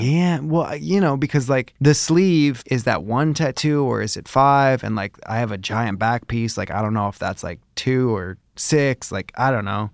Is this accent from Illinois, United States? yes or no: yes; Chicago, Illinois, United States; moved away; I grew up in Chicago